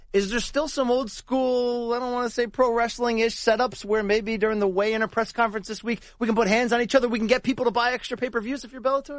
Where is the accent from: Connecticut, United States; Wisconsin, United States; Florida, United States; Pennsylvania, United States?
Connecticut, United States; I grew up in Connecticut